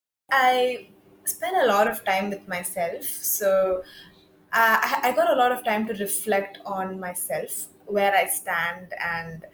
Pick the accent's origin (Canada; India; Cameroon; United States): India; also born or lived in Edinburgh, United Kingdom; I'm from India, so I moved back home last month